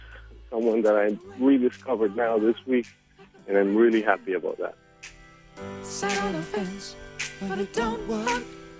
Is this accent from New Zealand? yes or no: no; Colombia; now in Santa Monica, United States; I'm calling from Santa Monica, California. I'm from Colombia, originally.